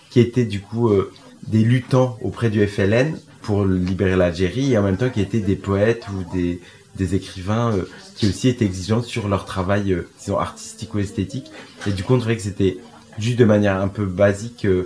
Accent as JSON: {"language": "French", "country": "France", "said": "notre rapport euh, en tant que Français sur la question"}